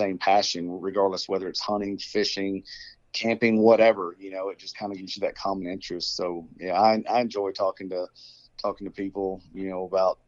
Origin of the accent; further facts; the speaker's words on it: McKinney, Texas, United States; also born or lived in Lubbock, Texas; I grew up in McKinney, born and raised there. You know, for anybody that doesn't know, it's just about 30 miles north of Dallas in Texas, North Texas